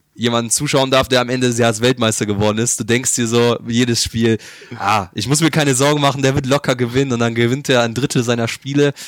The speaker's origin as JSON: {"language": "German", "region": "Bavaria", "country": "Germany", "tie": "born or raised there", "moved": "as an adult", "lives_now": "Bochum, Germany", "said": "ich komme aus Bayern ähm, als kleines Kind."}